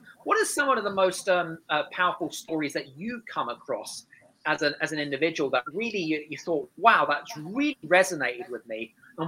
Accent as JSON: {"language": "English", "country": "United Kingdom", "said": "She is from a very different culture, Scandinavian, and I'm British, which are very different cultures, by the way."}